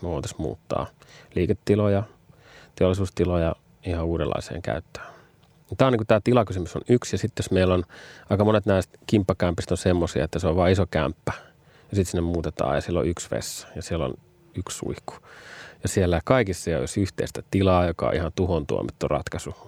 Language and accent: Finnish; Finland; moved away; also born or lived in Vantaa, Finland